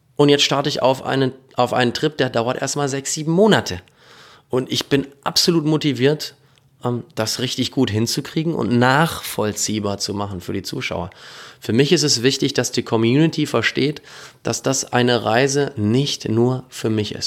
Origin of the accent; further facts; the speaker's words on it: North Rhine-Westphalia, Germany; in meiner Heimat sein, in Ostwestfalen.